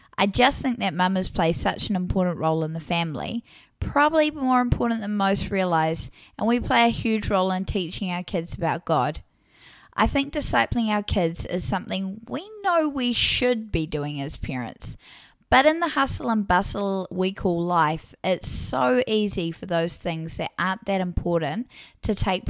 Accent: New Zealand; accent: New Zealand; I live in what some describe as the Garden of Eden, aka New Zealand, as if it wasn't obvious due to my accent.

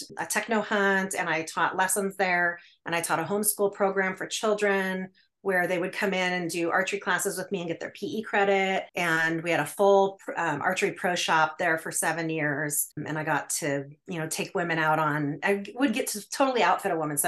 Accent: Alaska, United States; I was born and raised in Alaska

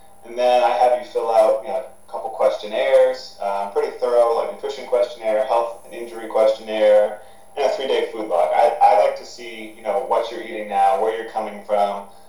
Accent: Maine, United States; starting my own Cressy Performance essentially in Maine, in my home state

